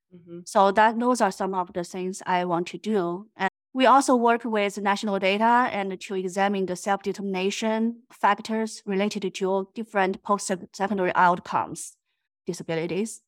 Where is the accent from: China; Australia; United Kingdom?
China; moved away as an adult; now in United States; I'm originally from China